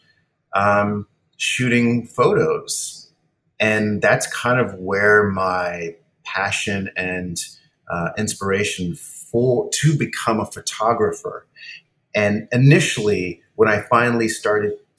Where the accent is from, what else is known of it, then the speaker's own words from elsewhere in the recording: Cayman Islands; I grew up on an island, I grew up in the Cayman Islands on the main island, Grand Cayman